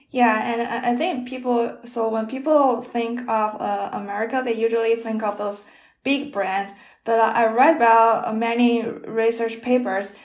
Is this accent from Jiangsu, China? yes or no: no; Shandong, China; Shandong is my hometown